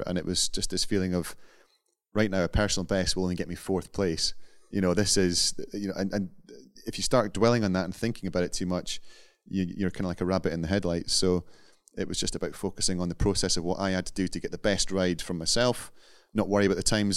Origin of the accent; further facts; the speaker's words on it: Scotland, United Kingdom; being Scottish